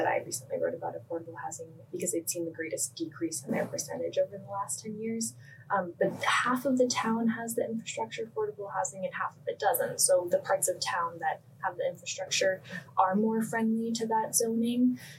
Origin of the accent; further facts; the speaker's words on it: Cape Cod, Massachusetts, United States; now in Rhode Island, United States; I'm from Cape Cod